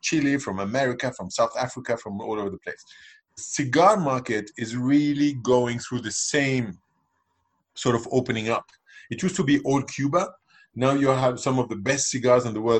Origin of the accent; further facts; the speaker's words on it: Lebanon; I'm from Lebanon. I grew up in Lebanon. I mean, I'm British, but I'm also Lebanese. I grew up in Lebanon